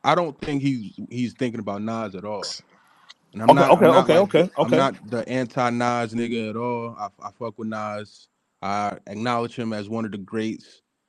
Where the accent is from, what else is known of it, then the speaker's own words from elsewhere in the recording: New Jersey, United States; I'm from Jersey.